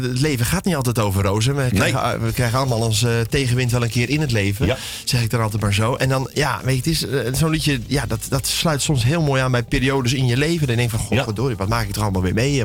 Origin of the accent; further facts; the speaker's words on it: South Holland, Netherlands; bij ons in Zuid-Holland